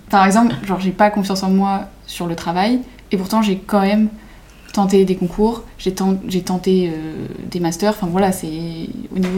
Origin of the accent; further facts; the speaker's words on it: Tours, Centre-Val de Loire, France; moved away as an adult; also born or lived in Paris; d'aller à Paris pour mes études, par exemple, alors que je venais de Tours.